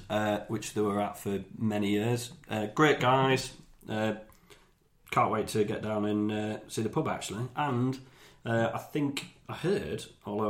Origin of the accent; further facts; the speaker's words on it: the North East, North East England, United Kingdom; I'm from the North East